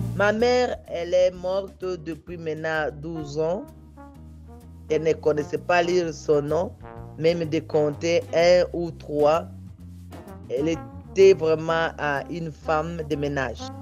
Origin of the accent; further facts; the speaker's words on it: Bukavu, South Kivu, DR Congo; chez nous à Bukavu